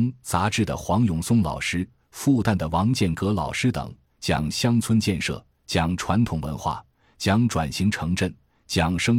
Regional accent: Wuhu, Anhui, China; 因为我的老家在安徽芜湖，从昆山坐高铁三个小时就可以到家。

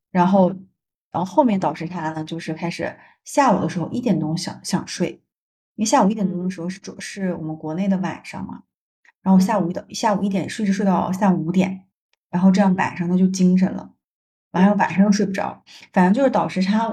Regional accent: China; moved away as an adult; now in Canada; 我们中国人

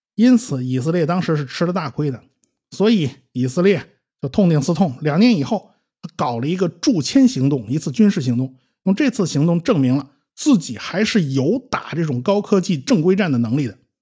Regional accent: China; 我们中国人

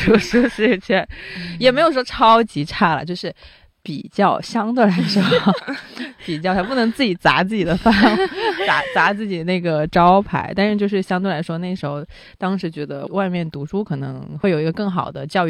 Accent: Guangdong, China; Chinese is a second language; moved away as an adult; also born or lived in United States; 我是广东人哦

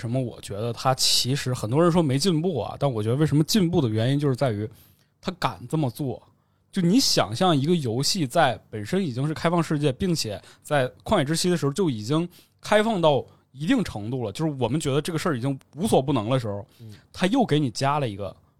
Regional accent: Northeast China, China; 我是我是东北人，

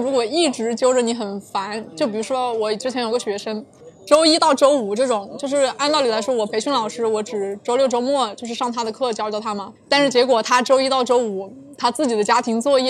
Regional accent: Zhuzhou, Hunan, China; now in Shenzhen, China; 湖南株洲。

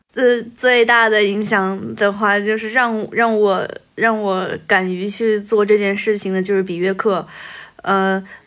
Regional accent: Beijing, China; also born or lived in a mountain village (unspecified); now in Changsha, China; 我转学到北京了

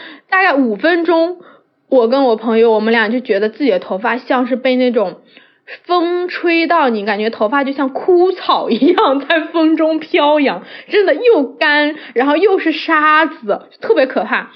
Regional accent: southern China, China; 我是南方人，然后家里还是管得挺严的

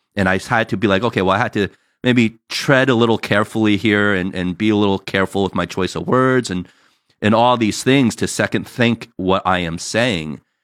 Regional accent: New Jersey, United States; now in California, United States; us growing up in Jersey

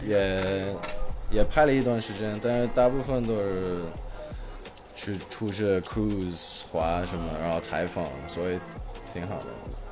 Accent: Shanghai, China; also born or lived in Hong Kong / Beijing; 我是一个香港出生的英国的混水。 我妈是英国的，我爸是英国的，然后从小就住在中国，然后是一个职业滑手

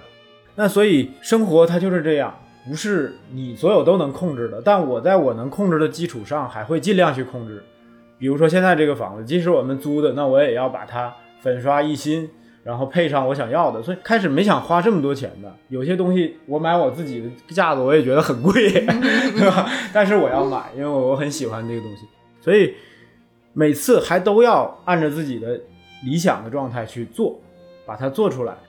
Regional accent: Northeast China, China; also born or lived in Shanghai / Xiamen; now in Beijing, China; 我我是东北人，

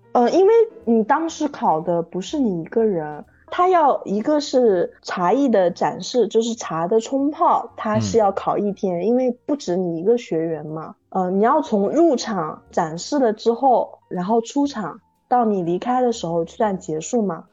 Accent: Taizhou, Zhejiang, China; moved away as an adult; now in Lishui, China; 我是浙江台州海边长大的人

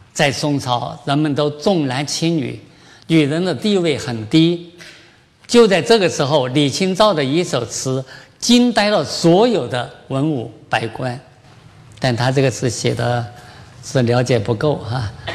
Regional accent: China; 我们中国人

